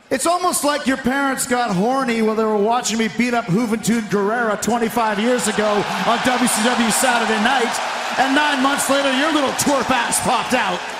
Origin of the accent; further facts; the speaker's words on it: Long Island, New York, United States; We're both from Long Island.